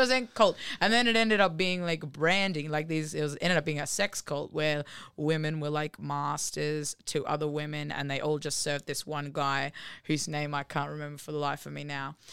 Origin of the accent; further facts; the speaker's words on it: Gold Coast, Queensland, Australia; moved away as an adult; I'm from the Gold Coast, and I moved here only three years ago